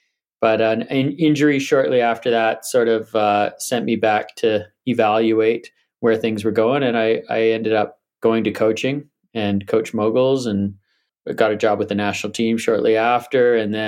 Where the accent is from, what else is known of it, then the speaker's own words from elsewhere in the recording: Vancouver Island, British Columbia, Canada; also born or lived in Whistler; I grew up on Vancouver Island, so Mount Washington was our sort of only ski area.